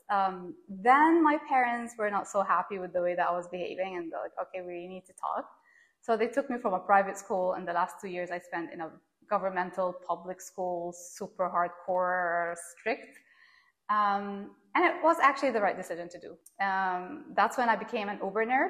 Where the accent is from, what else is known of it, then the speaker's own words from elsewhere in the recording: Doha, Qatar; moved away; I was born and raised in Doha, Qatar